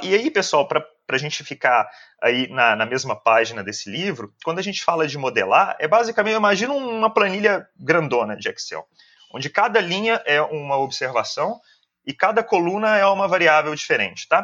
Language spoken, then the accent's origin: Portuguese; Belo Horizonte, Minas Gerais, Brazil; sou de Belo Horizonte